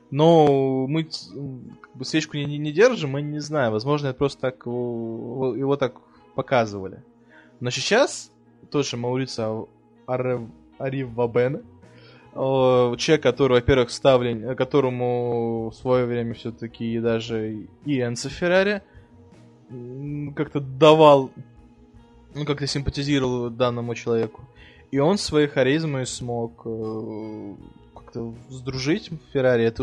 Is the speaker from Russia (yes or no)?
yes; Russia; born there; Ну, вообще, я, я, не, я уже родился в России.